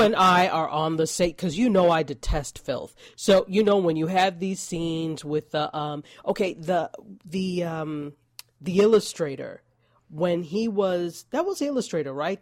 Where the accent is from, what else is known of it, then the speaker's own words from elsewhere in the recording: New York, United States; I am a New Yorker